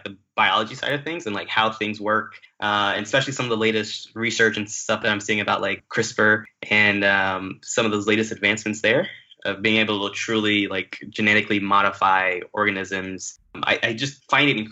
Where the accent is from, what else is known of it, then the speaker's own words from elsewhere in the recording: West Palm Beach, Florida, United States; also born or lived in Kingston, Jamaica; I grew up in South Florida in the West Palm Beach area.